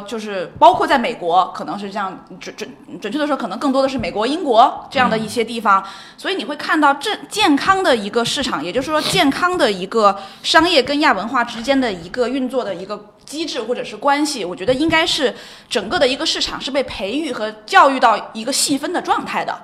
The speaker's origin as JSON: {"language": "Chinese", "town": "Shenzhen", "region": "Guangdong", "country": "China", "tie": "born or raised there", "moved": "yes", "said": "我其实是在深圳长大的"}